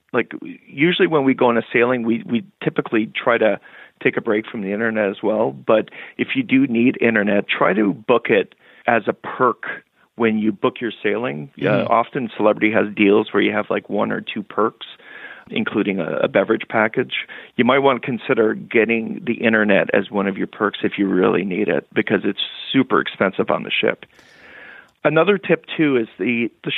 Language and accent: English; Canada; My wife and I, we're Canadian